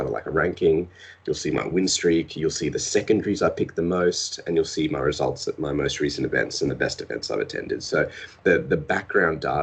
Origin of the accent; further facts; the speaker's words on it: Australia; We're Australian.